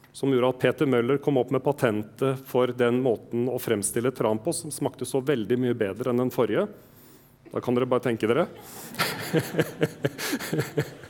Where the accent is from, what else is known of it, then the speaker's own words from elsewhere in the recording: Østfold, Norway; Jeg er fra Østfold